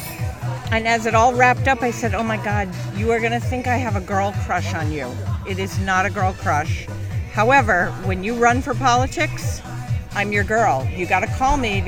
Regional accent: Newport, Rhode Island, United States; I'm from Newport, Rhode Island.

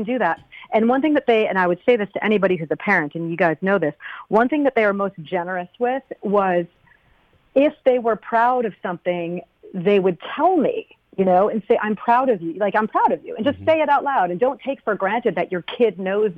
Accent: Connecticut, United States; also born or lived in Vermont; I'm from New England. I'm from Connecticut

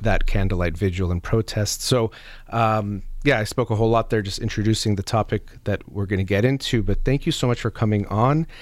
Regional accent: United States; I was born and raised in the United States

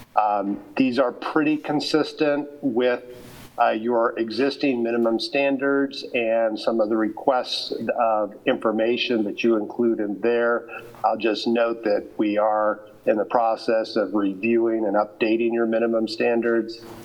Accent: Lawrence, Kansas, United States; moved away as an adult; now in Colorado, United States; Lawrence is my hometown, even though I've been in Colorado now for 30 years.

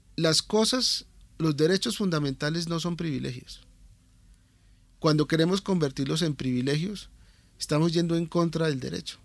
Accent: Colombia; Nosotros somos colombianos comunes y corrientes

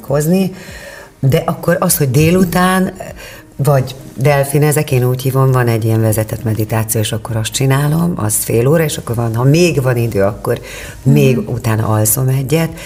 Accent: Kerecsend, Heves, Hungary; also born or lived in Eger; faluról jártam be, Kerecsendről Egerbe iskolába

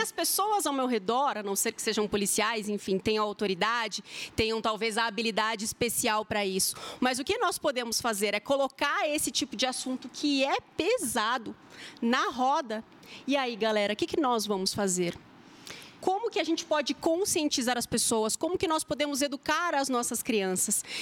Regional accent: São Paulo, Brazil; accent: R puxado; now in Maringá, Brazil; eu sou paulistana

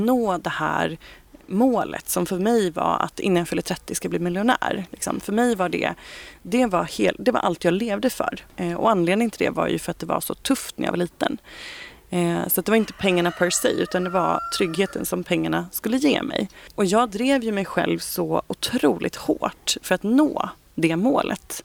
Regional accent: Ekerö, Stockholm County, Sweden; also born or lived in Bromma / Kungsholmen; Jag är född och uppvuxen ute på Ekerö eh, som ligger precis utanför Stockholm

